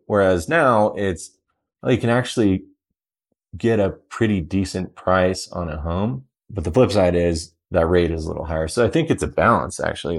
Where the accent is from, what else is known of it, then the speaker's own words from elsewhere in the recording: Denver, Colorado, United States; also born or lived in Southern California; I grew up here in Denver